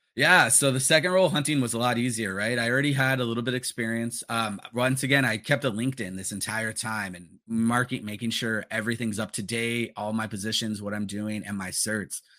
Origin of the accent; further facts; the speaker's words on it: Los Angeles, California, United States; growing up in the San Fernando Valley